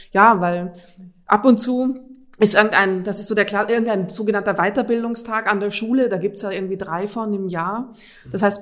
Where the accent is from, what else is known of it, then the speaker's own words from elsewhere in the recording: Austria; Ich komme ursprünglich aus Österreich.